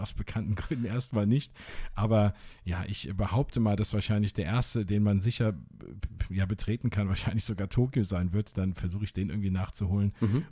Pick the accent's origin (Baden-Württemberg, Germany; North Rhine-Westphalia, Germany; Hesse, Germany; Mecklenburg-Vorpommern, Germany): Hesse, Germany; Wiesbaden; born or raised there; now in Flörsheim, Germany